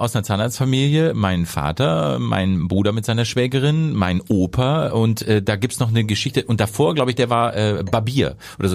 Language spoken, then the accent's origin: German; Hankensbüttel, Lower Saxony, Germany; now in Hamburg, Germany; in dem Ort, wo ich herkomme, äh, aus Niedersachsen, Hankensbüttel. Jetzt natürlich in Hamburg